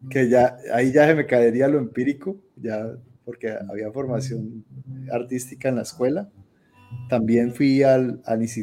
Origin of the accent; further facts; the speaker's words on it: Colombia; moved away as an adult; hasta el último día que salí de Colombia que fue hace ya como, como siete años, ocho